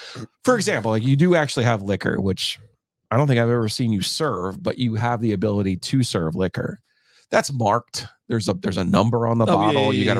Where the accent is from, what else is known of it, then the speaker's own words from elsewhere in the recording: New Jersey, United States; we're coming in from New Jersey